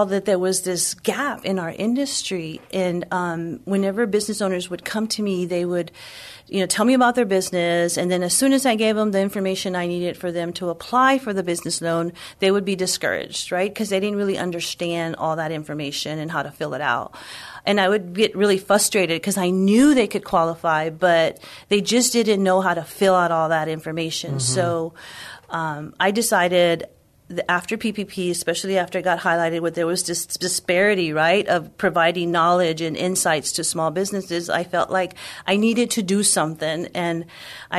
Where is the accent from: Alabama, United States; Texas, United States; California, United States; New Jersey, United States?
Texas, United States; San Antonio; I grew up here in San Antonio, born and raised my whole life